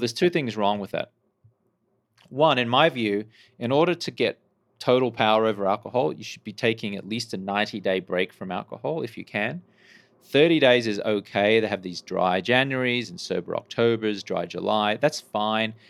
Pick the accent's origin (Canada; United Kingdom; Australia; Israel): Australia; Brisbane, Queensland; moved away as an adult; now in United States; I grew up in Brisbane, Australia, and I moved to the U S, uh, in the early two thousands